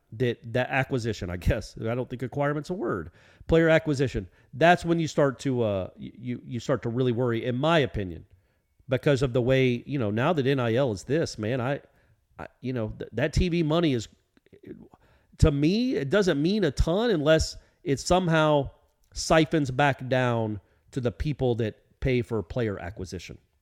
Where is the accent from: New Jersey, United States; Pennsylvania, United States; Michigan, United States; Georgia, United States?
Georgia, United States; Atlanta; I grew up in Atlanta